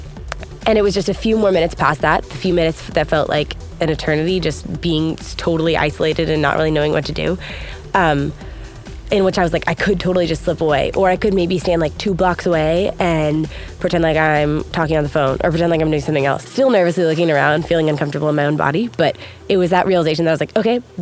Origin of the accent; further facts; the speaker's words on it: United States; I'm from United States.